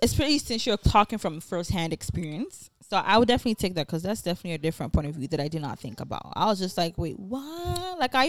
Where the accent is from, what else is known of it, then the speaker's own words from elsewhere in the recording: Nigeria; accent: Nigerian; Nigerian, we say different ways.